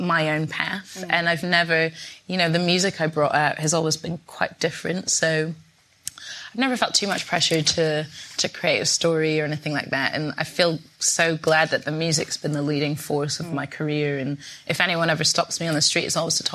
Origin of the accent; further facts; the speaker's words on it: Scotland, United Kingdom; moved away as an adult; now in London, United Kingdom; growing up in Scotland